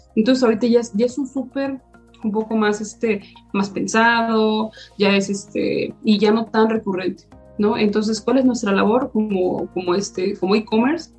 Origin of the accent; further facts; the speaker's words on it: Mexico; nuestro objetivo es apoyarnos como mexicanos